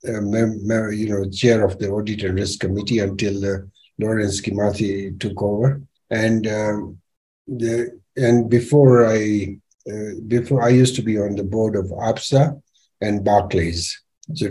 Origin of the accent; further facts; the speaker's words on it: Nyeri, Nyeri County, Kenya; also born or lived in Thika; I was born and brought up in Nyeri